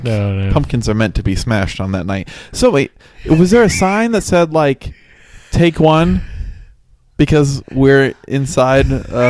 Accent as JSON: {"language": "English", "region": "Central Illinois", "country": "United States", "tie": "born or raised there", "said": "growing up in Central Illinois"}